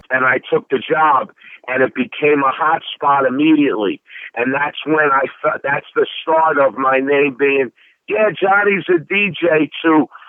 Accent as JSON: {"language": "English", "town": "Philadelphia", "region": "Pennsylvania", "country": "United States", "tie": "born or raised there", "said": "I'm born and raised in the Italian market area"}